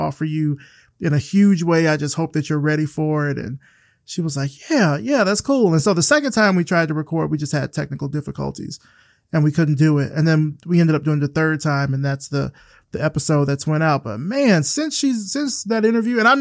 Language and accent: English; Selma, Alabama, United States; I'm from Selma, but both from Alabama